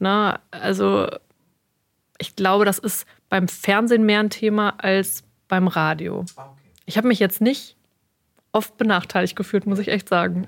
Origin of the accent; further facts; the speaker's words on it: Sauerland, North Rhine-Westphalia, Germany; moved away as an adult; also born or lived in Cologne / Westmünsterland / Dortmund; now in Münster, Germany; ganz ursprünglich komme ich aus dem Sauerland